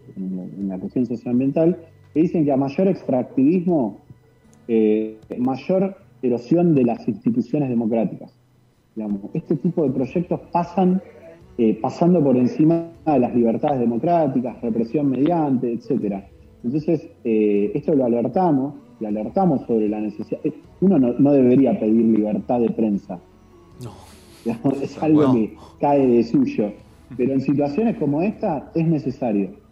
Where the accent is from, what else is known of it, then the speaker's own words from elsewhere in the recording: Buenos Aires, Argentina; now in Chubut, Argentina; yo soy de Buenos Aires, sí. yo en realidad nací en Buenos Aires, estoy viviendo acá